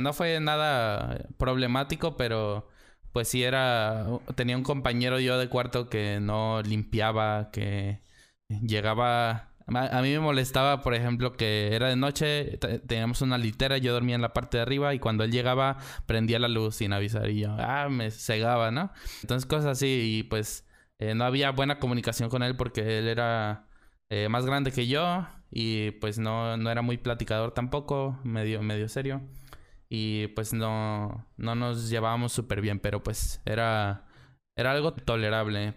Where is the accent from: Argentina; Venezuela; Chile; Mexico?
Mexico; also born or lived in San Luis Potosí; en nuestro bello país que es México